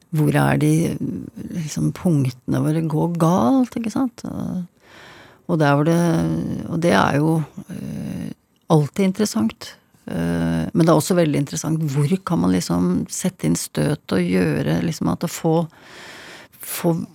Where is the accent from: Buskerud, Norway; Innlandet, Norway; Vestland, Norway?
Buskerud, Norway; Hønefoss; Jeg vokste opp i Hønefoss.